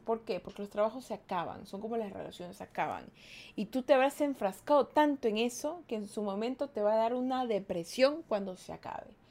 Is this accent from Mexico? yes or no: no; Ecuador; yo soy de Ecuador